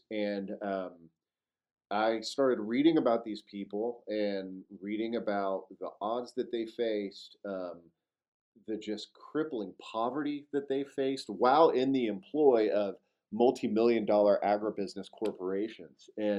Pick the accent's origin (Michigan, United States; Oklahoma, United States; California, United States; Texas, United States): Texas, United States; Fort Worth; I grew up in Fort Worth, Texas, so about 300 miles to the east of here